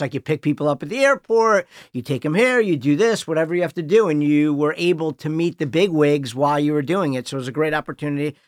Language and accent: English; Highland Park, Illinois, United States; moved away; I grew up in Highland Park